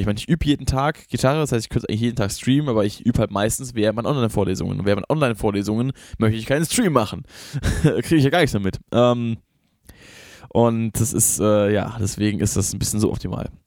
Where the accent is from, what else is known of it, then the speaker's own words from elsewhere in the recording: Rhineland-Palatinate, Germany; ich bin selber kein Hesse, deswegen ist, ist es nicht, ich sage das nicht, weil ich daherkomme und deswegen das verteidigen muss, ich bin Pfälzer.